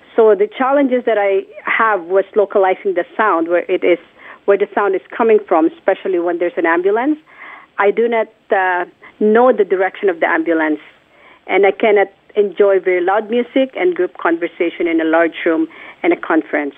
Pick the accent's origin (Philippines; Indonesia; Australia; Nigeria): Philippines; born or raised there; moved away